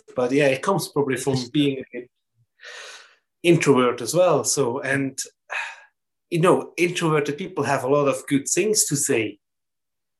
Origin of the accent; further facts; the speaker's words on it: German-speaking part of Switzerland, German-speaking Switzerland, Switzerland; English is a second language; everything was German, obviously, because I come from German part of Switzerland, German-speaking part of Switzerland